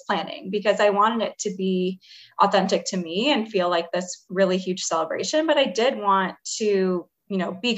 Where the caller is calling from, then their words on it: Chicago, Illinois, United States; I am calling from Chicago.